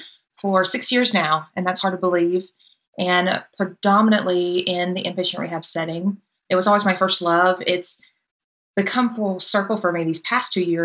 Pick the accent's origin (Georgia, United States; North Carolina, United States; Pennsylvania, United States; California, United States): North Carolina, United States; rural; also born or lived in Winston-Salem, North Carolina; And keep in mind, I grew up in a very rural area.